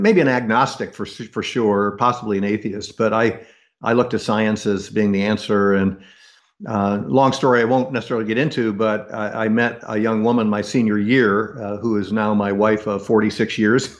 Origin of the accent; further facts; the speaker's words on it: United States; growing up in the United States